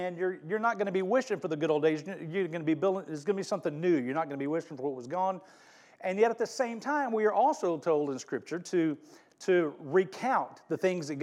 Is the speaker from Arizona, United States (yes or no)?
no; Mobile, Alabama, United States; moved away as an adult; also born or lived in Fort Worth; I grew up in Mobile and graduated from high school in 79